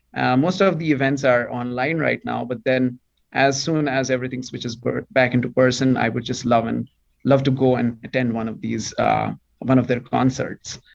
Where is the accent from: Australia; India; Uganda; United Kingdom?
India; first language Bengali; English is a second language; now in Toronto, Canada; I come from a state or a province which is just beside Bangladesh, on the borders of Bangladesh, which is why my native language is also Bengali.